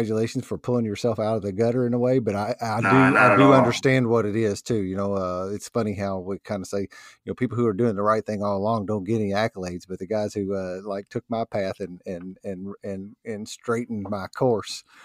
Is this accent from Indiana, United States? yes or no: yes; New Albany, Indiana, United States; I was born in New Albany, Indiana, which is basically a suburb of Louisville, Kentucky